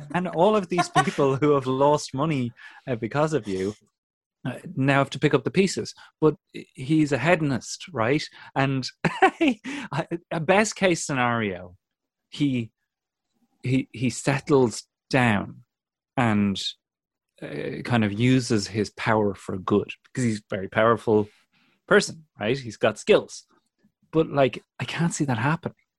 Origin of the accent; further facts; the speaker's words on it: County Kildare, Ireland; growing up in Kildare on the windswept Curra